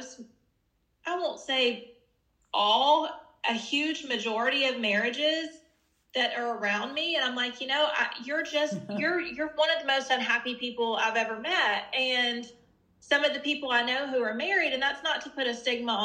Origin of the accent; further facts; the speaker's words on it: the South, United States; I grew up in the South